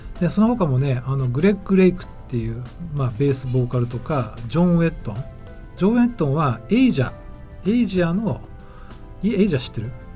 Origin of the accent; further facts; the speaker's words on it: Tokyo, Japan; 僕もあの地元の東京のねあの区の